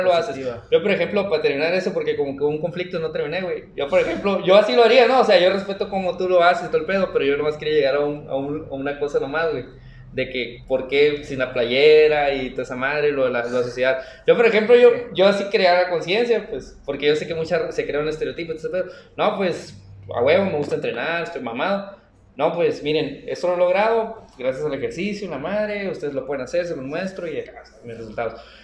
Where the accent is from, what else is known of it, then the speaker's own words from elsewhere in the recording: Mexico; nosotros como mexicanos nos falta educación, mentalidad